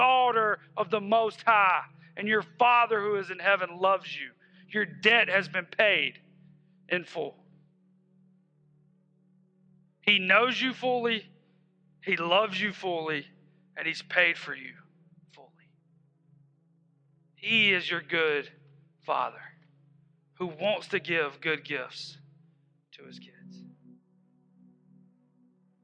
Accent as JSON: {"language": "English", "town": "Hephzibah", "region": "Georgia", "country": "United States", "said": "We're from Hepzibah."}